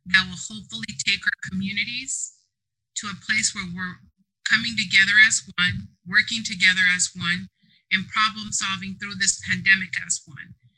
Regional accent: San Diego, California, United States; I grew up in Southeast San Diego, to be specific, the Mount Hope community.

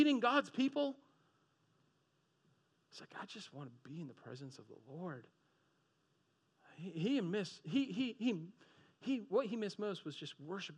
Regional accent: Boston, Massachusetts, United States; moved away as an adult; also born or lived in Florida; I'm from Boston area

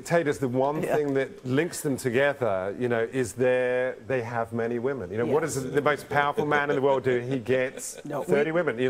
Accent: London, United Kingdom; moved away; You know, when I grew up in London, you know, in a suburb of London

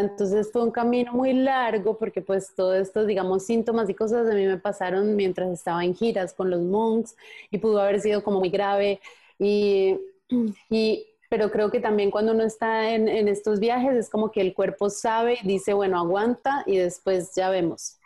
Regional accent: Andean region, Colombia; desde chiquita yo decía, ay, yo por qué no hablo así como los costeños, me encantaba cómo hablan los costeños en Colombia

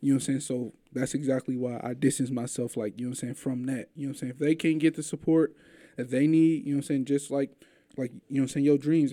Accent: St. Louis, Missouri, United States; I'm from St. Louis, too.

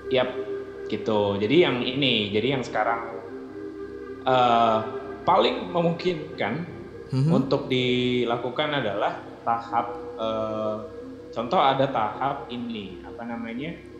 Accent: Batu, East Java, Indonesia; moved away as an adult; also born or lived in Jakarta; aku asalnya dari kota Batu

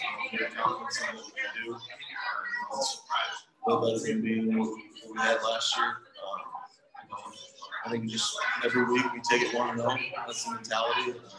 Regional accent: Indiana, United States; from Ellisville, Indiana.

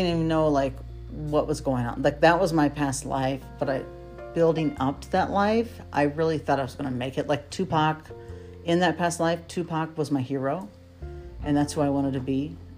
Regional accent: Chillicothe, Ohio, United States; also born or lived in Piqua; You know, I was born in Miami County, which is in Ohio. It's in Piqua, Ohio. And we moved in third grade to Chillicothe

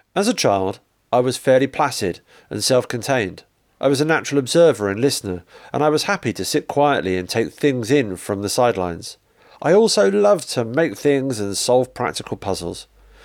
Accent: Liverpool, North West England, United Kingdom; I was born in 1950 in Liverpool, England. I grew up in a large, close-knit family that was also tremendously sociable and funny.

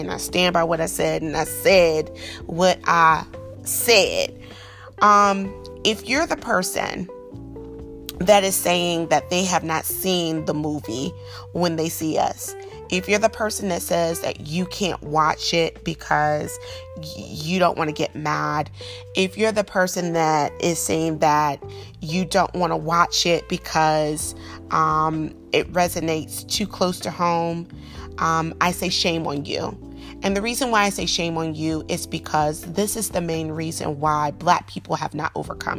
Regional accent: the South, United States; a Southern girl growing up in the South

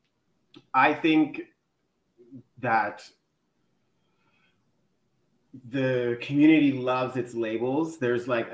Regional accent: Toronto, Ontario, Canada; I am a model from Toronto

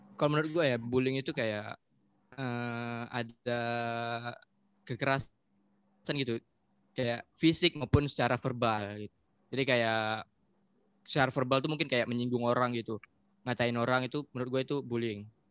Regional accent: Riau, Indonesia; Dari kecil. karena gue lahir di sini juga

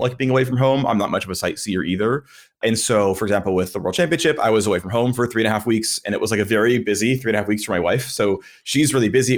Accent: United States; I've lived in America virtually my entire life

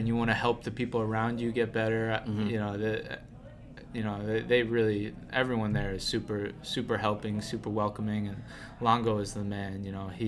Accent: Long Island, New York, United States; moved away as an adult; now in Tampa, United States; I was born and raised in Long Island, and then I came down to Tampa back in like 2011 to go to school

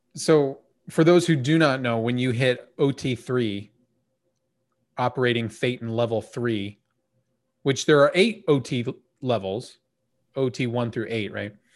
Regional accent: United States

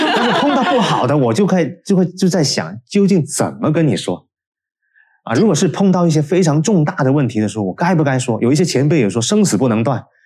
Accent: China; 我们中国人

